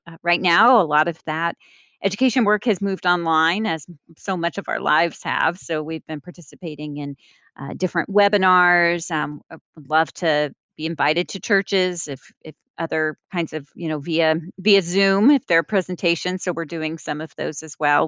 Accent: Austin, Texas, United States; moved away as an adult; now in Washington, United States; one of the churches that I was involved in in Austin, Texas, a member

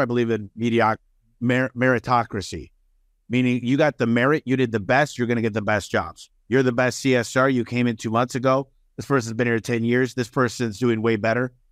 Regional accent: Detroit, Michigan, United States; now in Phoenix, United States; I'm originally from a suburb of Detroit, Michigan, and when you're a kid growing up in Detroit

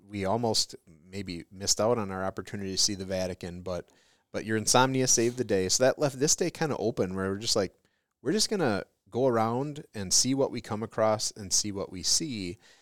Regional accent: Detroit, Michigan, United States; I'm from Detroit

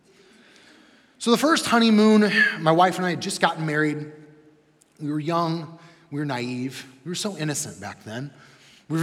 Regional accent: Midwest, United States; We're from the Midwest

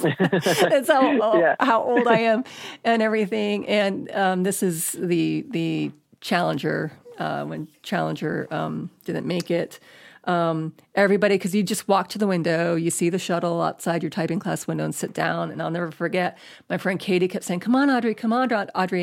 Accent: Space Coast, Florida, United States; moved away as an adult; now in Los Angeles, United States; I grew up in Florida. I grew up on the Space Coast

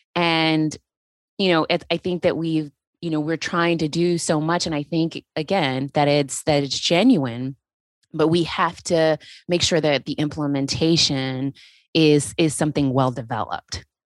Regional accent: Texas, United States; now in Georgia, United States; I am originally from Texas

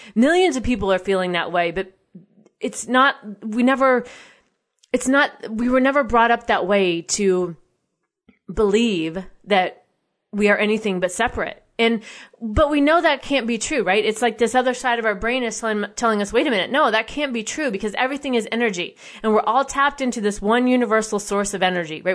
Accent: United States; as an American citizen

